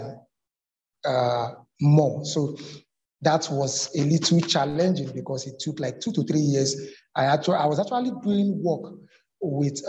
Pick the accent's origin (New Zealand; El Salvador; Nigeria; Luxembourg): Nigeria; Lagos; I was born in Lagos, brought up in Lagos.